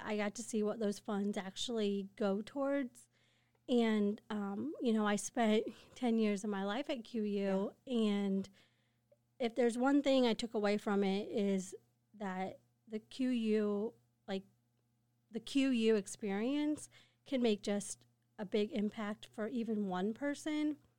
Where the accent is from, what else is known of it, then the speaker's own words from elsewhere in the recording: Quincy, Illinois, United States; I grew up in Quincy